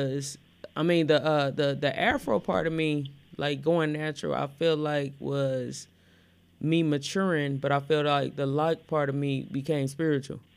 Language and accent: English; Gary, Indiana, United States; born or raised there; also born or lived in Elkhart, Indiana